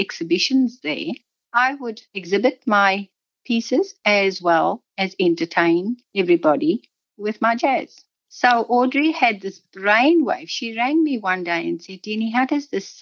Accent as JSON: {"language": "English", "town": "Cape Town", "region": "Western Cape", "country": "South Africa", "tie": "born or raised there", "moved": "yes", "lives_now": "Warwick, Australia", "said": "I was born in South Africa. I was born in Cape Town."}